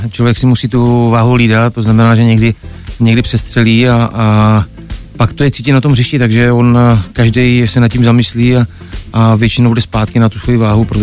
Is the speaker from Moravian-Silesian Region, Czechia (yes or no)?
yes; Rýmařov, Moravian-Silesian Region, Czechia; No, tak začínal jsem rád eh, v eh, klubu, kde vlastně jsem vyrůstal, Jiskra Rýmařov